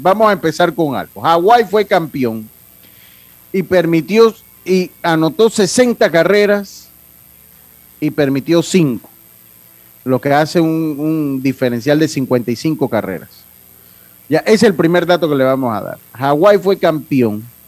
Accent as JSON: {"language": "Spanish", "country": "Panama", "said": "como decimos nosotros en buen panameño"}